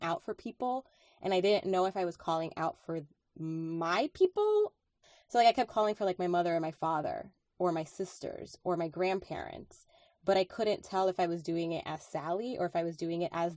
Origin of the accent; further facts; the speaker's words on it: Dominican Republic; English is a second language; moved away; I was born in the Dominican Republic